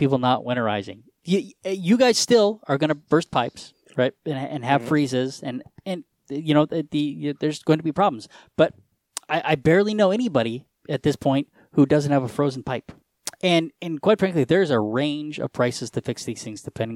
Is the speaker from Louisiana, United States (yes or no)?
no; Colorado, United States; I'm from Colorado